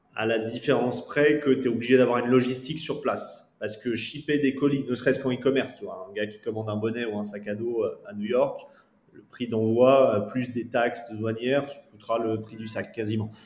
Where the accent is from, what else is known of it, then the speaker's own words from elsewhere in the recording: France; nous, en tant que Français